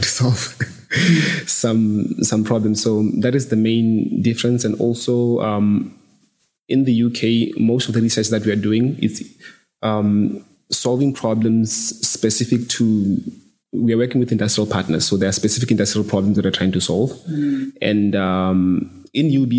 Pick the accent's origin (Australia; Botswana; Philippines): Botswana; moved away as an adult; now in United Kingdom